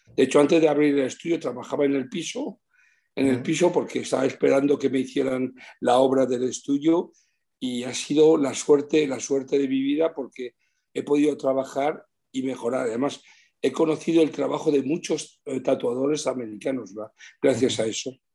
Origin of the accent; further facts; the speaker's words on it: Switzerland; moved away as an adult; also born or lived in Madrid, Spain; now in Spain; me he criado en Suiza y, tengo unos recuerdos increíbles. He hecho toda mi infancia y mi juventud en Suiza hasta los 29 años